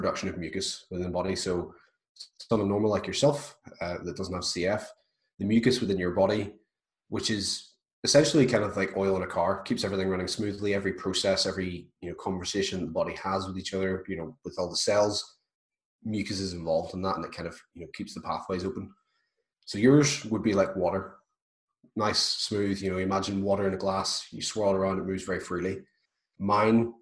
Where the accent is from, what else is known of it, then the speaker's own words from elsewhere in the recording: Belfast, Northern Ireland, United Kingdom; I'm from Belfast, Northern Ireland